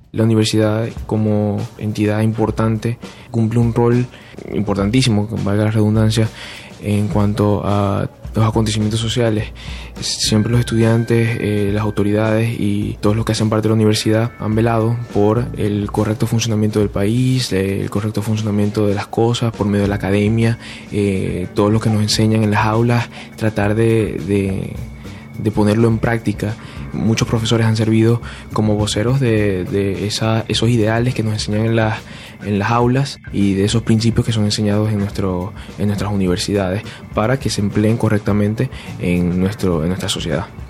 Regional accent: Bogotá, Colombia; soy de acá de Bogotá y estudio psicología

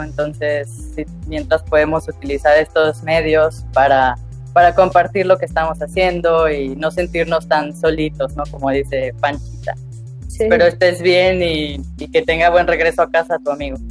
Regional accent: Veracruz, Mexico; moved away as an adult; now in Cholula, Mexico; Veracruz, pues vaya, es mi tierra, mi tierra natal

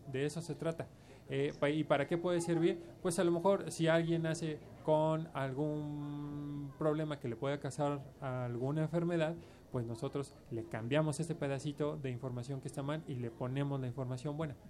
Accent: Mexico; somos los mexicanos

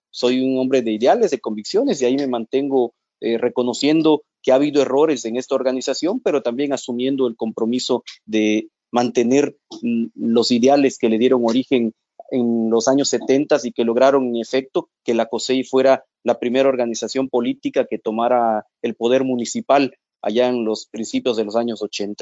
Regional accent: Mexico; como mexicanos

